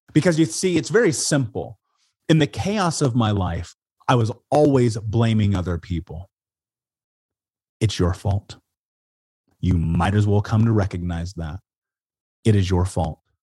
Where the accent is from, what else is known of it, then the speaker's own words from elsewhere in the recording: Indianapolis, Indiana, United States; moved away as an adult; now in Portland, United States; I grew up in Indianapolis